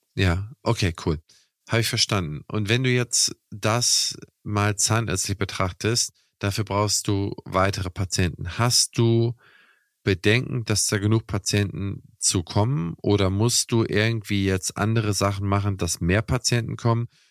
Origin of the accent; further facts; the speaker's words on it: Kiel, Schleswig-Holstein, Germany; meine Heimatstadt oder eine mein, also in meinem Umkreis aus Kiel